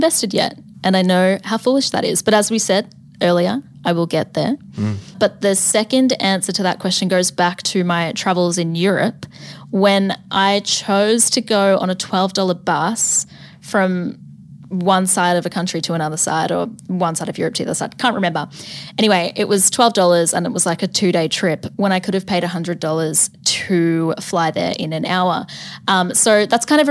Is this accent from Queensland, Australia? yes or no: no; Mornington Peninsula, Victoria, Australia; now in Melbourne, Australia; I'm from the Mornington Peninsula, so my family lives in Blairgowrie, which is a lovely little beachy suburb, south of Melbourne